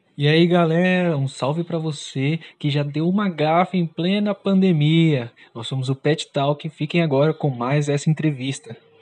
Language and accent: Portuguese; São Paulo, Brazil; eu sou daqui de São Paulo